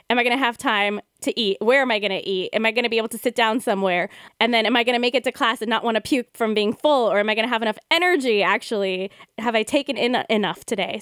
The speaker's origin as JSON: {"language": "English", "country": "United States", "said": "We're two Indian American yoga teachers"}